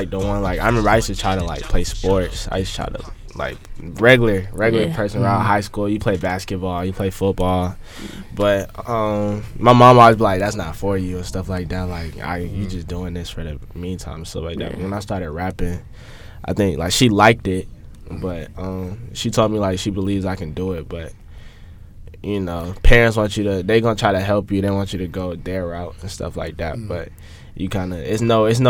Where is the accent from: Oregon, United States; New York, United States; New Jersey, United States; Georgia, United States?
Georgia, United States; Atlanta; I'm from Atlanta